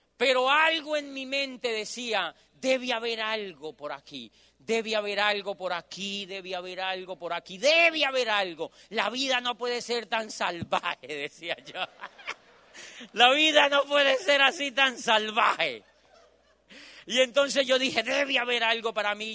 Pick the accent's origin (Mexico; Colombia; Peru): Colombia; moved away as an adult; yo soy de Colombia